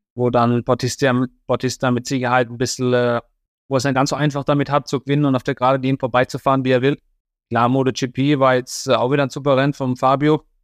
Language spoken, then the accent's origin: German; Germany; als Deutscher